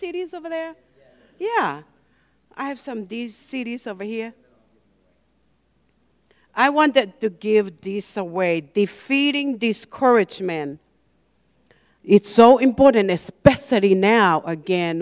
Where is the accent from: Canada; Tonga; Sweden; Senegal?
Tonga; moved away; also born or lived in Hawaii, United States; I'm from Hawaii. I lived in Hawaii for 20 years. And actually, I was born and raised in a little island called Tonga, but I lived in Hawaii longer than in Tonga.